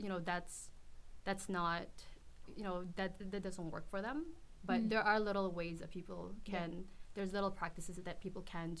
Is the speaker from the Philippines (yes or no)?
yes; Philippines; Philippines, I grew up in the Philippines and it seemed normal.